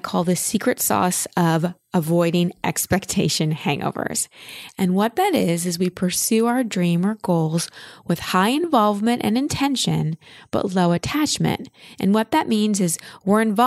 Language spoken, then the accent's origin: English; Dallas, Texas, United States; moved away; I grew up in Dallas, but my family moved to Austin